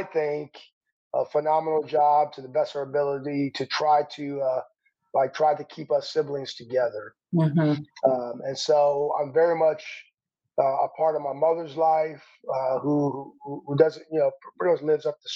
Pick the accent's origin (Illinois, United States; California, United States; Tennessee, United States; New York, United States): Illinois, United States; Chicago; I grew up in Chicago. I grew up pretty much on the south side of Chicago.